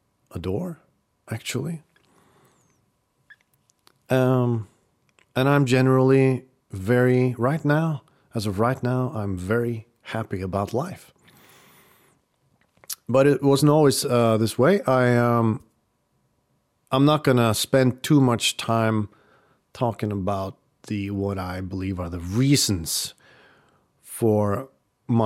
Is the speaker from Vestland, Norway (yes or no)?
no; Oslo, Norway; also born or lived in Rykkinn, Norway; we had lived in Oslo, what was it, 5 years? from when I was 5 years old to when I was 10 years old